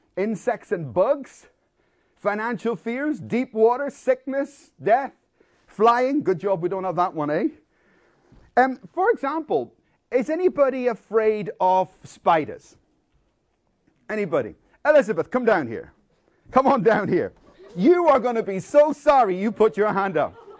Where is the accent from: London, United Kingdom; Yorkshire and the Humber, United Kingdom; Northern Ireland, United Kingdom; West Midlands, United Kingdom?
Northern Ireland, United Kingdom; Belfast; I grew up in Belfast in a war zone, and there was a lot of bombs and bullets throughout my childhood